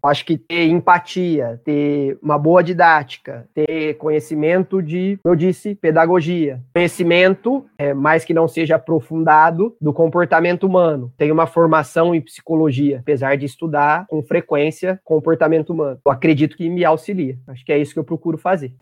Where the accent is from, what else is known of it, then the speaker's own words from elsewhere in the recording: Campinas, São Paulo, Brazil; Eu sou de Campinas mesmo